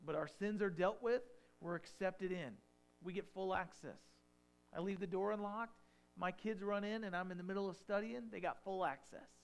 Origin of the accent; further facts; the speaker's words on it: United States; we as American Christians